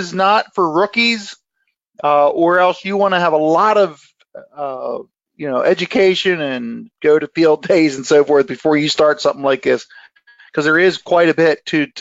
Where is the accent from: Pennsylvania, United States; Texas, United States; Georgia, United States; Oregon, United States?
Pennsylvania, United States; That's where I'm from. Of course, I gotta brag in my home state